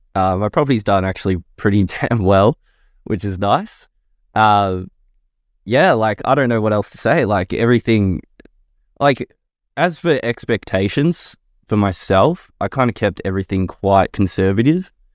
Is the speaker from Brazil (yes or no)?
no; southeast suburbs of Victoria, Australia; I grew up in a pretty big family, uh, five kids, so two brothers, two sisters in the southeast suburbs of Victoria.